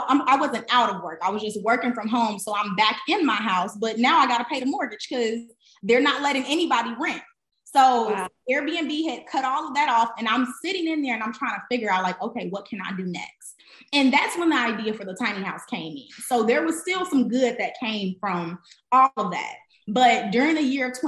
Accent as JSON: {"language": "English", "town": "Chicago", "region": "Illinois", "country": "United States", "also_born_or_lived": "Atlanta", "moved": "yes", "said": "I'm from Chicago. I'm first generation everything. I didn't grow up with a lot of money"}